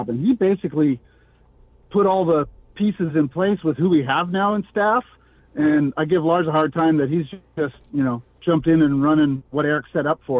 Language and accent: English; Canada; being Canadian